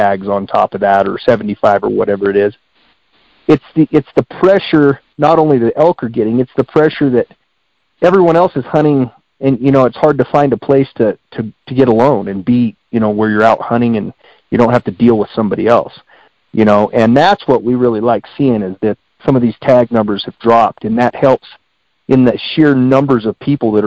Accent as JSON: {"language": "English", "town": "Springerville", "region": "Arizona", "country": "United States", "tie": "born or raised there", "said": "I grew up in Unit 1. I live right here in Springerville and Eager"}